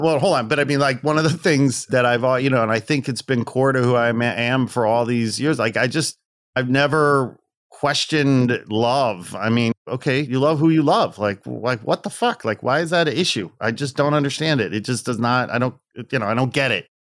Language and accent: English; outside Chicago, Northwest Indiana, United States; I was born and raised outside Chicago, Northwest Indiana, so I'm a Midwesterner.